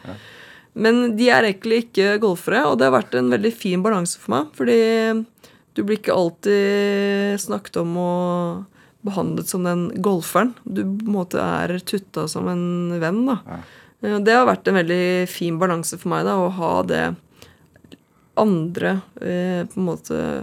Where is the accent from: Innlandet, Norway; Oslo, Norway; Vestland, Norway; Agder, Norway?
Oslo, Norway; har vokst opp her i Oslo, eh, et sted som heter Holmendammen